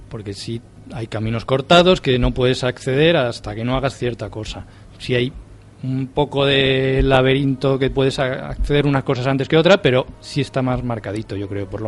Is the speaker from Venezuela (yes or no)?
no; Spain; Claro, somos españoles, votamos